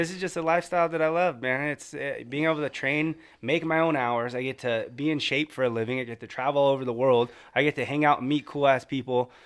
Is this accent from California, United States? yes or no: yes; California, United States